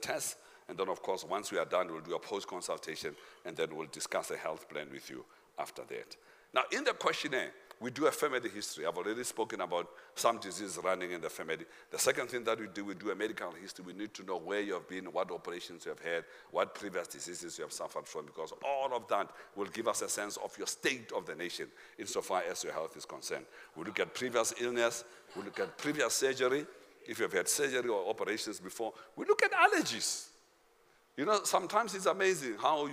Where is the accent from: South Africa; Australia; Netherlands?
South Africa; we are South African